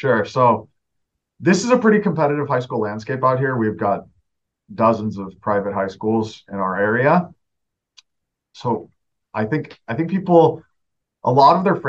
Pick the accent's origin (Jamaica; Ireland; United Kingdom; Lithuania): United Kingdom; England; moved away as an adult; But we had a great experience growing up in England. I headed back to the States for undergrad and grad school.